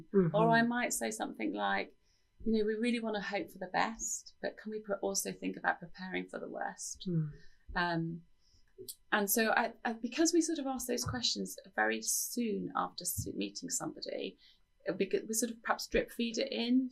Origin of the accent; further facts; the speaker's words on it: United Kingdom; as British people